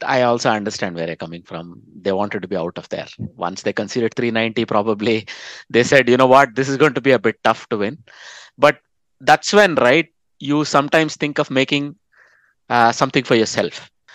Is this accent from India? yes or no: yes; India; moved away; I bring the Indian perspective as an Indian expat